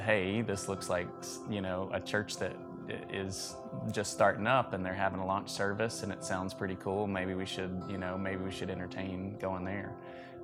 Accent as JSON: {"language": "English", "region": "Mississippi", "country": "United States", "also_born_or_lived": "Alabama", "moved": "as an adult", "lives_now": "Columbus, United States", "said": "We are both from Mississippi"}